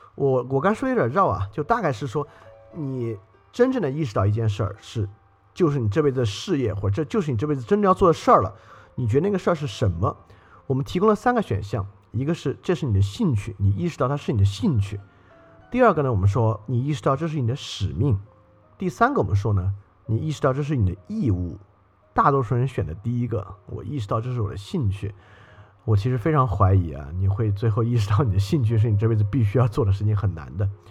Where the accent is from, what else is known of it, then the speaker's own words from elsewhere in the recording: Sichuan, China; moved away; 我也是四川的人，所以说，当然我那会儿在北京并没有经历这个事情